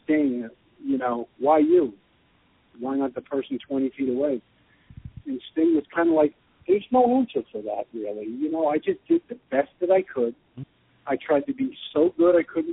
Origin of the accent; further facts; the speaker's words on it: New York, United States; moved away as an adult; now in Austin, United States; being in New York my whole life